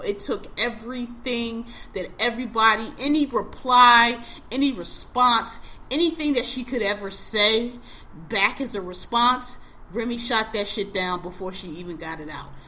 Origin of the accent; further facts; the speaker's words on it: Philadelphia, Pennsylvania, United States; I am a native of Philadelphia. I'm born and raised in Philadelphia